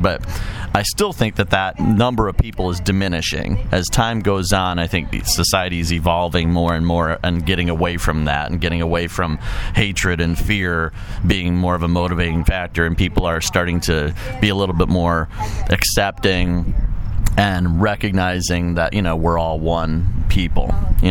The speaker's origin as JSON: {"language": "English", "town": "Chicago", "region": "Illinois", "country": "United States", "moved": "yes", "lives_now": "Quad Cities, United States", "said": "I'm from Chicago"}